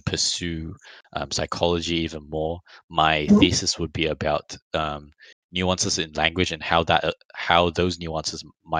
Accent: Australia; we're Australian.

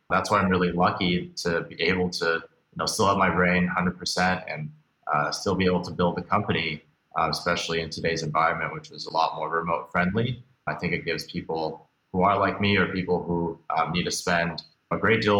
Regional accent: Beijing, China; also born or lived in Hong Kong; now in United States; I was born here in the States, but actually moved around a lot as a kid. Grew up mostly outside of the United States, spending some time in Beijing, Hong Kong, a few other places before I moved back here

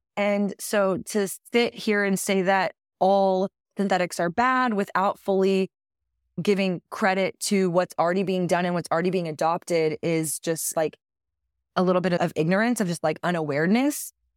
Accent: Texas, United States; It is my home state

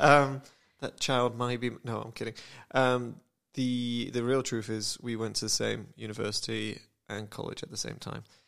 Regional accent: United Kingdom; I'm British

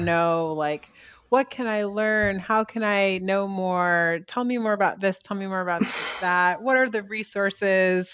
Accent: United States; moved away as an adult; also born or lived in China; I've been back in my home country

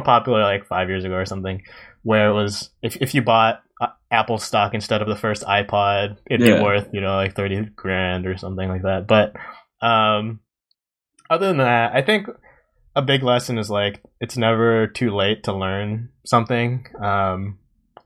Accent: Japan; growing up in Japan

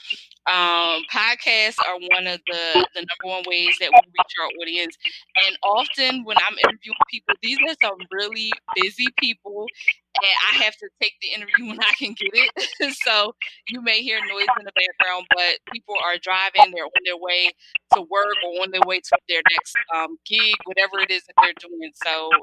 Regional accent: Philadelphia, Pennsylvania, United States; growing up in Philly

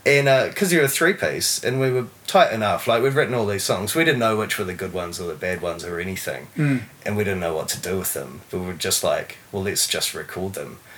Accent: Taranaki, New Zealand; also born or lived in Tauranga, New Zealand / Mount Maunganui, New Zealand; So I grew up in Taranaki. I was actually born in um, born in Tauranga. I spent my first five years in mm. Mount, Mount Maunganui and um, moved to Taranaki when I was five or six and lived out in the country

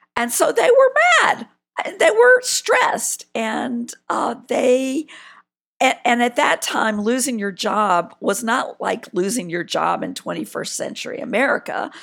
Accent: South Carolina, United States; I'm from South Carolina

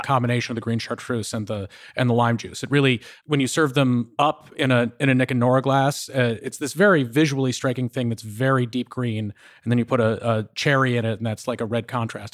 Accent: New England, United States; I'm from New England

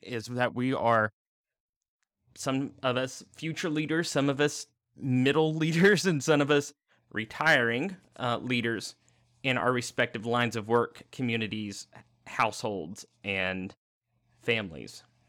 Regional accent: the South, United States; Growing up in the South and relatively lower middle class, county

